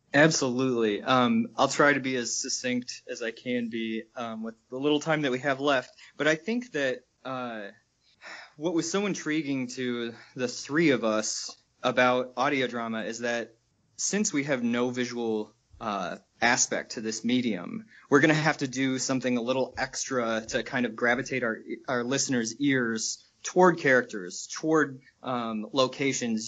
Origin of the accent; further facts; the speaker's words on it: Michigan, United States; moved away as an adult; also born or lived in New York; I'm from Michigan originally and uh, live here again now after being in New York for a few years with these guys